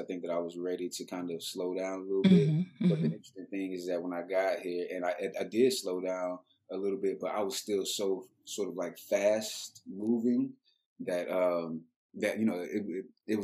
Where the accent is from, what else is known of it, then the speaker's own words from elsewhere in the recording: Dallas, Texas, United States; also born or lived in Atlanta, Georgia / Baltimore / New York City; because I was raised here and I was exposed to so much art and culture